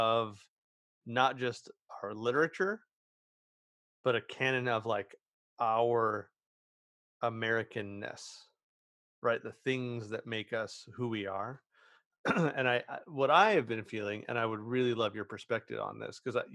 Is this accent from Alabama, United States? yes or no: no; Southern California, United States; I'm from Southern California. I'm born a couple hours away, and I've lived here my whole life